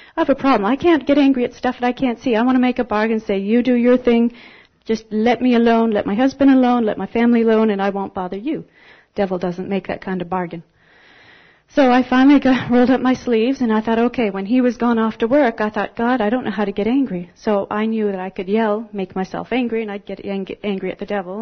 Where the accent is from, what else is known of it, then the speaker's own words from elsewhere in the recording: Canada; moved away as an adult; I'm from Canada